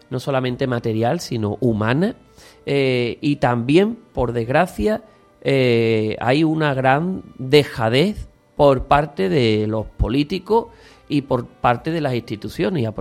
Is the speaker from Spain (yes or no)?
yes; Utrera, Andalusia, Spain; Mi pueblo, por supuesto, que seguirá siendo Utrera y, lo es.